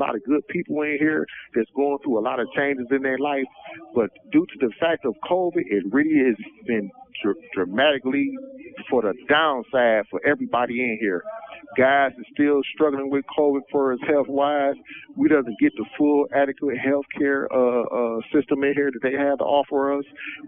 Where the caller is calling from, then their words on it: Michigan, United States; I'm calling from Michigan Department of Corrections, D.C. Brooks facility.